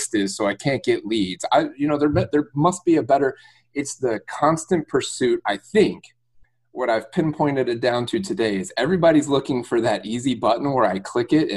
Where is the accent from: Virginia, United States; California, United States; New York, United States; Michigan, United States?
Michigan, United States; Detroit; moved away as an adult; now in Tampa, United States; I'm born and raised in Metro Detroit, Michigan area